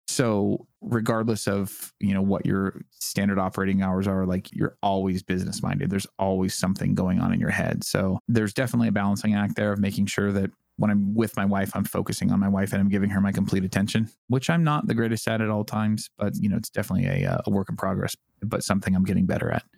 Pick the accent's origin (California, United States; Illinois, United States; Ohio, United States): California, United States; San Diego; I grew up in San Diego